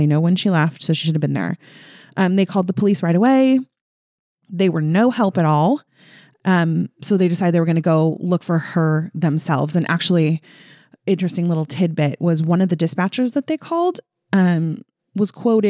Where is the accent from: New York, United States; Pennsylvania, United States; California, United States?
California, United States